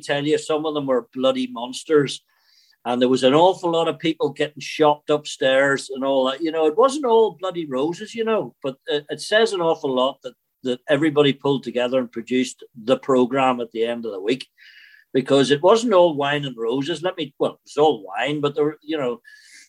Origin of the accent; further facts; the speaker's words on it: Belfast, Northern Ireland, United Kingdom; accent: Northern Irish; moved away; also born or lived in Scotland; Growing up in Belfast